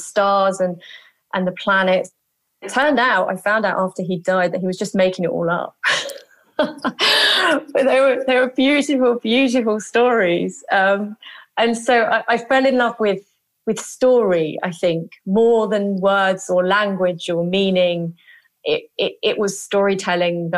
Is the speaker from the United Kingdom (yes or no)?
yes; Stevenage, East of England, United Kingdom; I grew up in Stevenage, which is a new town just on the outskirts of London